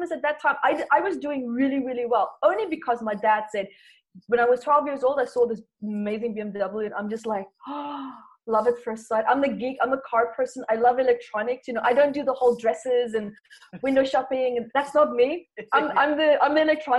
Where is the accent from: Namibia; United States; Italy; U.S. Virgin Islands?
Namibia; moved away; also born or lived in South Africa; I was born there in South Africa and then moved to Namibia with my parents. It was the best childhood that I ever could have imagined.